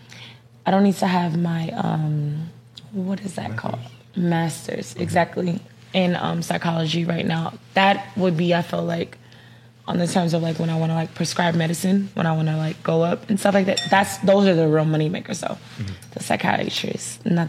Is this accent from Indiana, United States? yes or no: no; Dallas, Texas, United States; I'm from Dallas